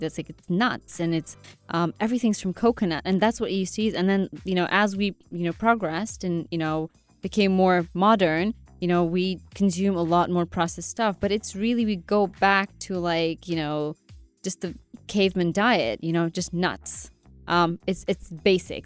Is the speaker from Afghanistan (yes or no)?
yes; Afghanistan; I'm from Afghanistan